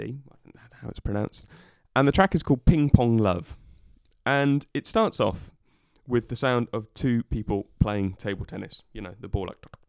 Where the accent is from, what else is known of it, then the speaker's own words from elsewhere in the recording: Norwich, East of England, United Kingdom; moved away; also born or lived in Scotland; I lived, shall we say, my formative years in in Norwich, England, and my parents still live there